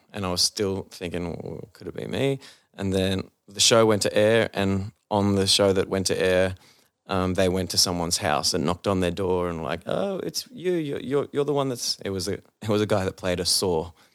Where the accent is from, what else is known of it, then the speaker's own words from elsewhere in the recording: Sydney, New South Wales, Australia; being an Aussie